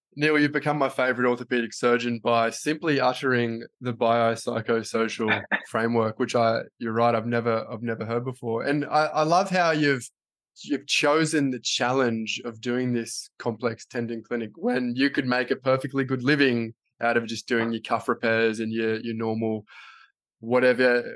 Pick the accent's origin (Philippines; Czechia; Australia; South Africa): Australia; I'm an Australian physio